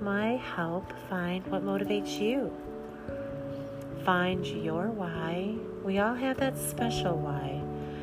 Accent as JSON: {"language": "English", "region": "Midwest", "country": "United States", "said": "I'm a mom from the Midwest"}